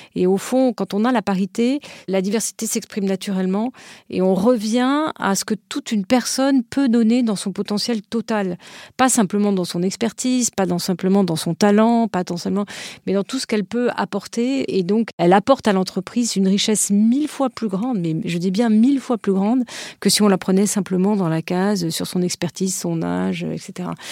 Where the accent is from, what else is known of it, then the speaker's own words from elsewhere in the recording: France; je suis française